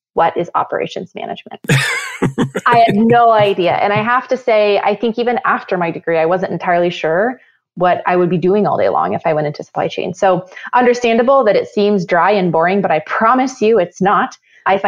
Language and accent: English; central Washington, United States; I grew up in a fairly rural community. We're the biggest small town in central Washington